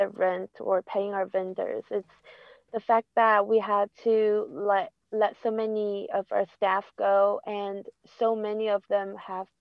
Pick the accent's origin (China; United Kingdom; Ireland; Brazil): China; north part of China, close to Beijing, northern China; now in New York, United States; I grew up in the north part of China, close to Beijing